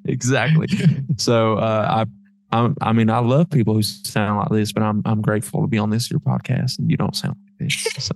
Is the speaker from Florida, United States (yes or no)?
yes; Florida, United States; moved away; I'm from Florida